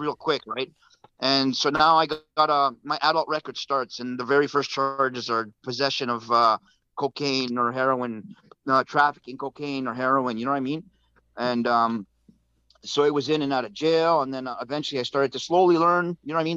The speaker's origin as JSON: {"language": "English", "town": "Vancouver", "region": "British Columbia", "country": "Canada", "tie": "born or raised there", "said": "I was born and raised in East Vancouver, so I've been been here all my life"}